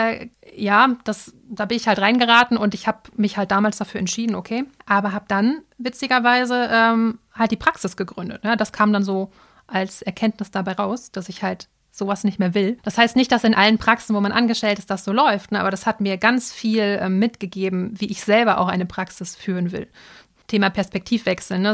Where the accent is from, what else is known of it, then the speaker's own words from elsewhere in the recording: Dortmund, North Rhine-Westphalia, Germany; also born or lived in Cologne; wollte ich aber wieder zurück in meine Heimat, also nach Dortmund